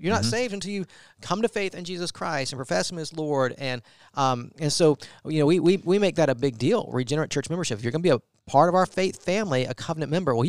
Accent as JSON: {"language": "English", "town": "Augusta", "region": "Georgia", "country": "United States", "tie": "born or raised there", "said": "We were founded in 1845 in my hometown, Augusta, Georgia."}